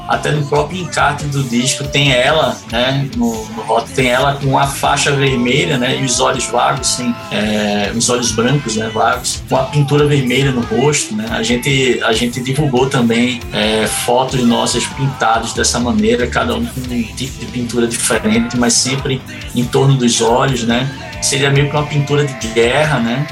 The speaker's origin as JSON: {"language": "Portuguese", "town": "Recife", "region": "Pernambuco", "country": "Brazil", "tie": "born or raised there", "said": "Eu, eu sou nordestino, sou natural de Recife, Pernambuco"}